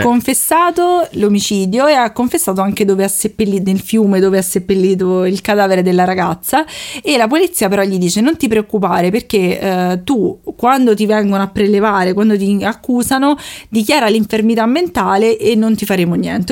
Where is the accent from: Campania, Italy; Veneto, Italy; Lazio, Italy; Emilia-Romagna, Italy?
Lazio, Italy; Rome; accent: Roman